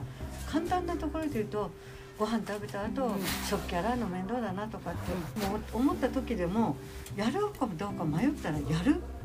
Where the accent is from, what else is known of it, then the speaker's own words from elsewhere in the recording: Ageo, Saitama, Japan; 私はげ尾で生まれ、げおで育ち、出たことないんですよ本当に上尾から